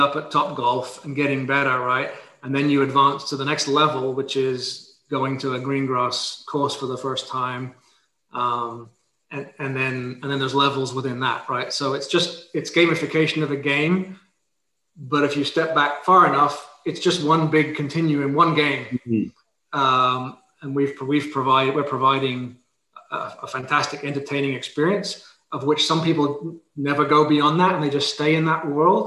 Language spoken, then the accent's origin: English; England, United Kingdom; moved away; I'm from England originally